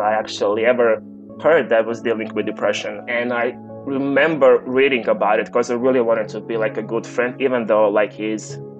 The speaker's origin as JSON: {"language": "English", "country": "Croatia", "said": "I'm from Croatia."}